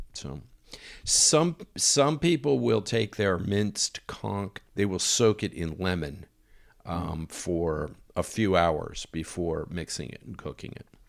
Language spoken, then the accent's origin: English; United States; moved away; being American